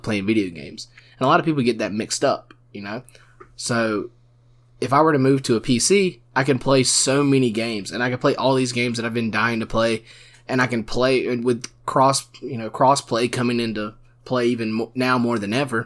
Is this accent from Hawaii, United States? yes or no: no; South Georgia, United States; We went to a South Georgia high school.